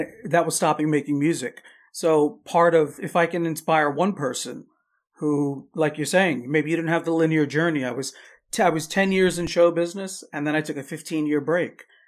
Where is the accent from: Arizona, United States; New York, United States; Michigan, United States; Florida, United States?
New York, United States; Long Island; I was born, born and raised on Long Island, New York